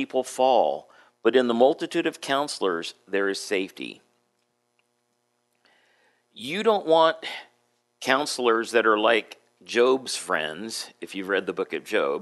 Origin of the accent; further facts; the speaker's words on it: San Diego, California, United States; moved away as an adult; also born or lived in Adak, Alaska; I grew up in San Diego, so I'm used to, you know, nice climate